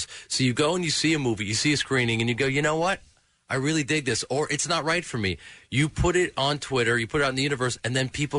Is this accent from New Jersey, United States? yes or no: no; Chicago, Illinois, United States; I grew up in Chicago